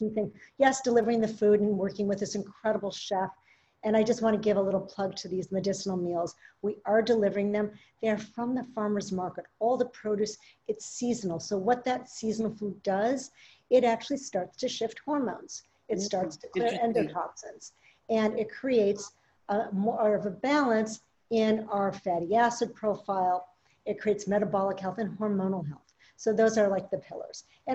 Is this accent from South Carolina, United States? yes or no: no; Minneapolis, Minnesota, United States; I grew up in Minneapolis